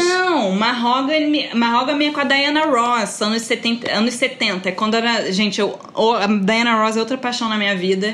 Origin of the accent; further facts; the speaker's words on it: Rio de Janeiro, Brazil; eu, como sou do Rio, reconheço.